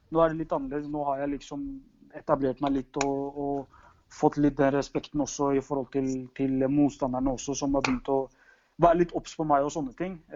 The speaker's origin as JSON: {"language": "Norwegian", "country": "Norway", "said": "det er litt som, Rosenborg hjemme i Norge."}